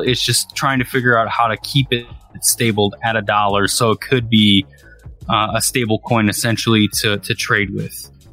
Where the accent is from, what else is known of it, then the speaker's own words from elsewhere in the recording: Racine, Wisconsin, United States; my hometown, Racine, Wisconsin